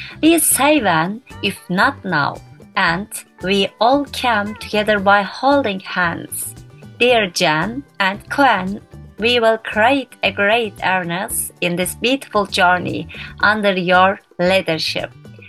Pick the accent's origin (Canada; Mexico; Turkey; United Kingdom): Turkey; from Turkey.